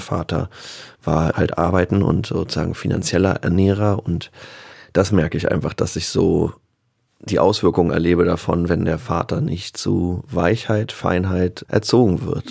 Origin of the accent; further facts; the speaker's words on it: Berlin, Germany; hier Kreuzberg, wo mhm. ich einfach aufgewachsen bin